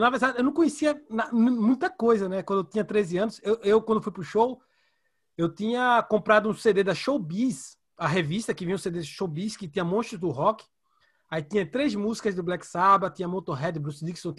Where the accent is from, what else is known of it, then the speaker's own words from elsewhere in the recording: Recife, Pernambuco, Brazil; eu de Recife